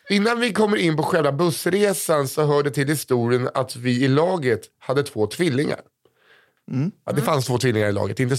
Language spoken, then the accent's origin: Swedish; Värnamo, Jönköping County, Sweden; Jag kommer från